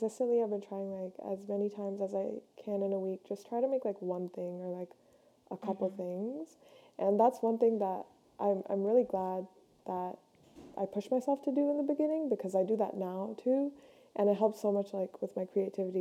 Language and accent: English; Ontario, Canada; I'm from Canada. So I live near Toronto